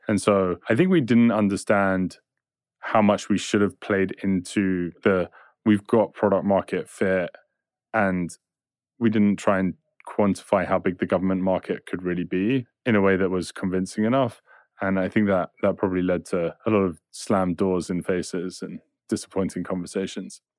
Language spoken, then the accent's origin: English; England, United Kingdom; I'm English